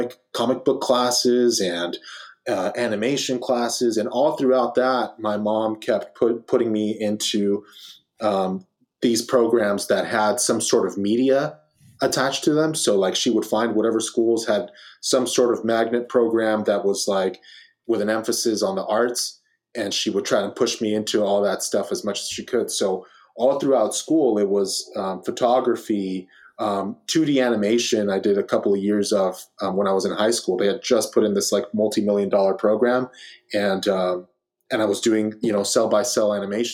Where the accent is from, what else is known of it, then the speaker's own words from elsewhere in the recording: Los Angeles, California, United States; I'm from Los Angeles, California